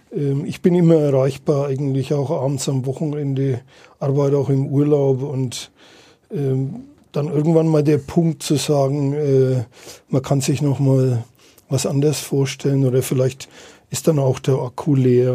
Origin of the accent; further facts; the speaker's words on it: Nuremberg, Bavaria, Germany; für die Stadt zu arbeiten als gebürtiger Nürnberger